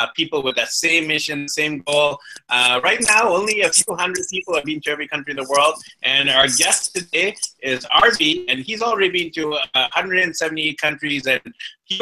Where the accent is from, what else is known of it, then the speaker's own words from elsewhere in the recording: Vancouver, British Columbia, Canada; My parents are from the south, from Karnataka and Bangalore, and they actually immigrated to Canada. And then I was born there